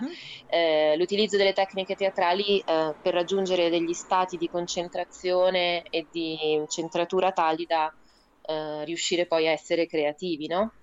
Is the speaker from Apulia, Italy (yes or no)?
no; Rome, Lazio, Italy; accent: Roman; moved away as an adult; now in Aosta Valley, Italy; io sono nata a Roma